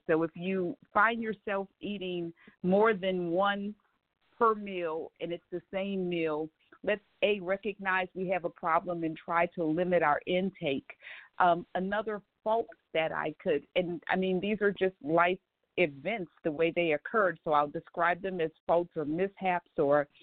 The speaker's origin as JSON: {"language": "English", "town": "New Orleans", "region": "Louisiana", "country": "United States", "moved": "yes", "said": "Originally, I am from New Orleans"}